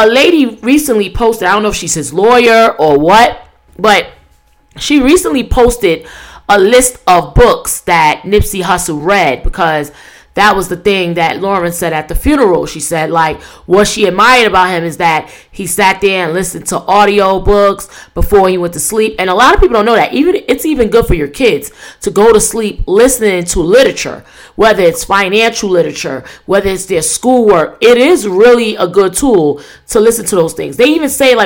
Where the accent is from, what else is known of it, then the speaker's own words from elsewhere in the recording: New York City, New York, United States; New York, my hometown